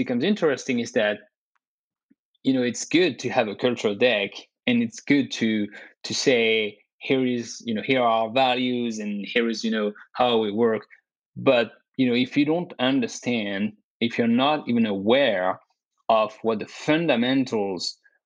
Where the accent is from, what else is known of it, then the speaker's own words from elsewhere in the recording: France; also born or lived in Dubai / Canada; now in United States; I was born and raised in France.